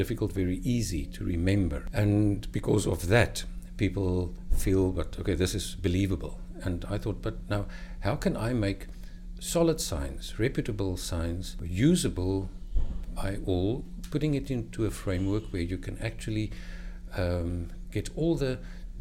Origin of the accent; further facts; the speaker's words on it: South Africa; I'm from South Africa